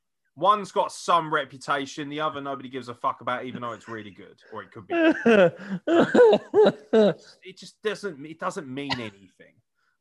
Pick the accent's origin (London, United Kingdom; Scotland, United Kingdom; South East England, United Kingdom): Scotland, United Kingdom; No, I'm too fucking hard for that. I'm Scottish.